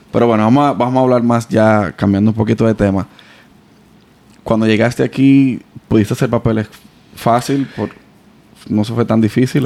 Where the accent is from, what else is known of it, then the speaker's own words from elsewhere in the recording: Dominican Republic; moved away; also born or lived in Santo Domingo; cuando nosotros salimos de, de República Dominicana a Venezuela